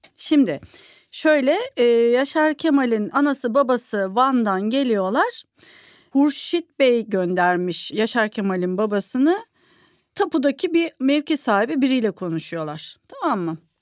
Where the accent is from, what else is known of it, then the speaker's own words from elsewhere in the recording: İzmir, Turkey; bir İzmirli olarak